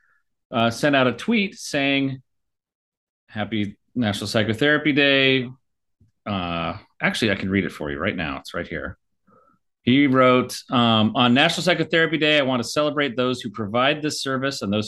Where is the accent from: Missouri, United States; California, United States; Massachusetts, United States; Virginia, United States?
California, United States; Sierra Madre; it's actually Sierra Madre